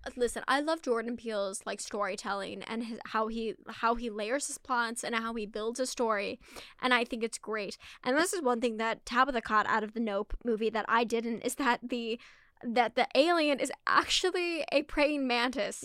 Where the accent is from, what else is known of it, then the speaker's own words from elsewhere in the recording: Scotland, United Kingdom; I'm not even Irish, I'm Scottish